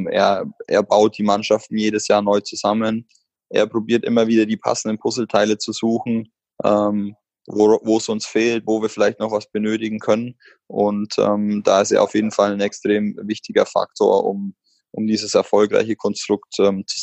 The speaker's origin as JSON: {"language": "German", "town": "Bamberg", "region": "Bavaria", "country": "Germany", "said": "ich komme aus Bamberg und bin da das Jugendkonzept durchlaufen."}